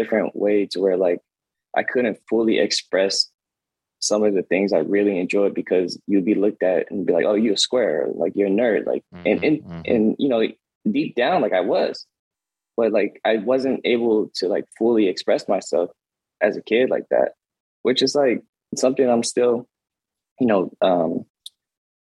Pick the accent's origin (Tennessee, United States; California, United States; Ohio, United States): California, United States; Oakland; I was a nerd growing up in East Oakland